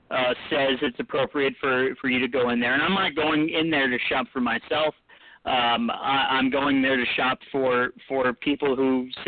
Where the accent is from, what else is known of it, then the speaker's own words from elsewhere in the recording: Richmond, Virginia, United States; My dad's from Northern Virginia, and I was born in Richmond.